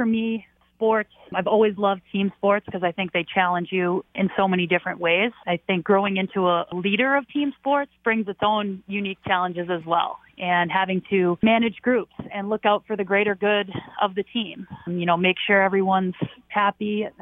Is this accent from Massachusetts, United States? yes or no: yes; Boston, Massachusetts, United States; I grew up idolizing, you know, Ray Bourque as a local Boston kid